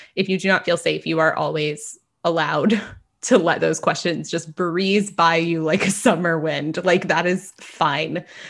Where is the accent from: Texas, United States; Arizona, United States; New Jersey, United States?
Texas, United States; as a Texan